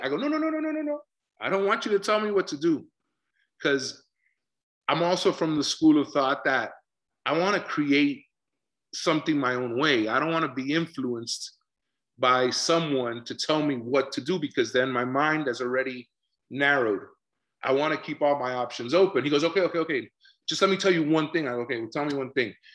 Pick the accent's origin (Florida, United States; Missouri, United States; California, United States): Florida, United States; Miami; we're two guys from Miami.